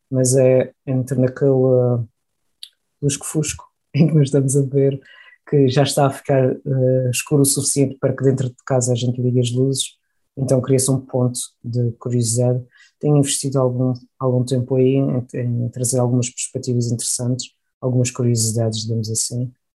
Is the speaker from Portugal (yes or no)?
yes; Portugal; moved away as an adult; also born or lived in Porto / Heidelberg, Germany; now in Germany; eu nasci em Portugal, sou português